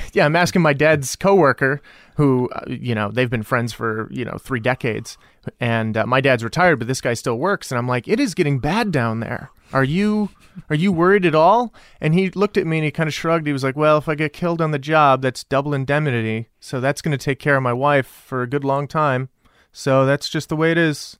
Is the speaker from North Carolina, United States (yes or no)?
no; El Paso, Texas, United States; moved away; also born or lived in San Francisco; I grew up in El Paso, Texas.